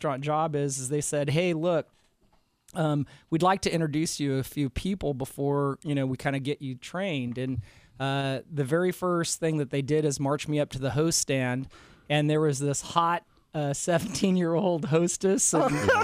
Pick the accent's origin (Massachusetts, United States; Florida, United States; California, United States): California, United States; Central; I grew up in Central California. I'm a farm kid.